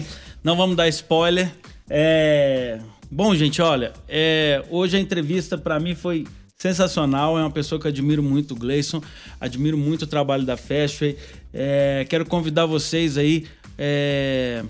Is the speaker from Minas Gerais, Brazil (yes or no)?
yes; Minas Gerais, Brazil; nós que somos mineirinho, a gente tem que frisar o seguinte, a gente é mineiro